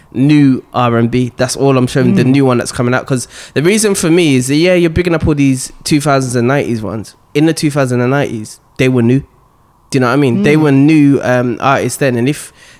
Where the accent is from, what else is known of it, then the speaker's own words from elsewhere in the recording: Birmingham, West Midlands, United Kingdom; moved away as an adult; also born or lived in London / Hertfordshire; I'm originally from London, but I moved when I was a kid. And then I moved to Birmingham